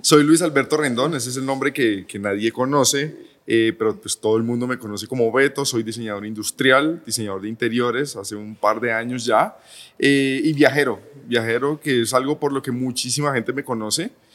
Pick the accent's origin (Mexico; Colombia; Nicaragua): Colombia; Palmira, Valle del Cauca; now in Medellín, Colombia; Yo soy de Palmira, del Valle.